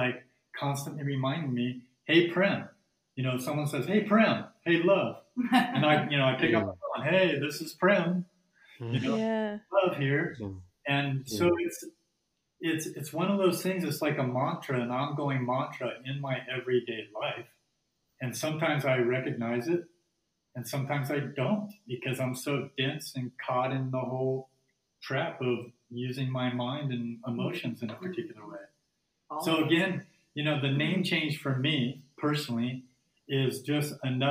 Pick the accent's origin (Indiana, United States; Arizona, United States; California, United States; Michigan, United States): Arizona, United States; Phoenix; I was born in Phoenix, Arizona.